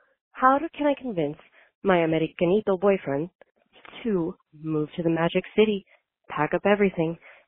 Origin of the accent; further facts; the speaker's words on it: Hialeah, Florida, United States; now in Seattle, United States; in Seattle. I live here in the Seattle area with my fiance and my daughter. And I'm originally from Hialeah.